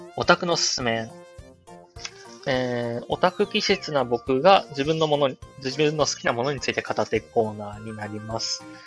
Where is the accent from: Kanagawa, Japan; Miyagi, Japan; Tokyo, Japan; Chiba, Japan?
Chiba, Japan; 僕と出身が一緒なんですよ。千葉県村安市生まれ育ち